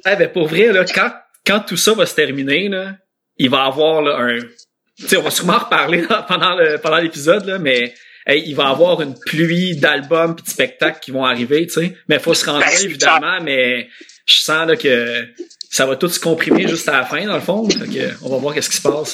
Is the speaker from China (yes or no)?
no; Laval, Quebec, Canada; also born or lived in Verdun, Montreal; je suis née à Verdun, mais à deux mois, j'étais déjà à Sainte-Dorothée